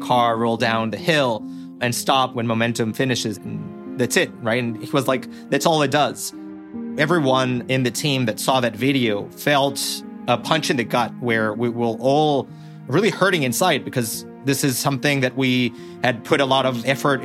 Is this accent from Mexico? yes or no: yes; Mexico; I grew up in Mexico